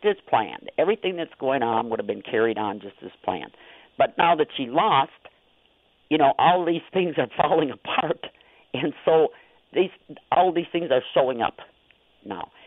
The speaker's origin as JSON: {"language": "English", "town": "Niagara", "region": "Wisconsin", "country": "United States", "tie": "born or raised there", "said": "I grew up um in Niagara, Wisconsin, and we had a cottage out on the lake, so we spent every summer out on the lake"}